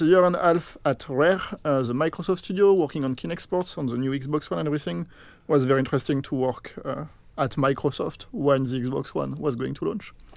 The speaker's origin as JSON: {"language": "English", "country": "France", "moved": "yes", "said": "here I am French, so I come from France"}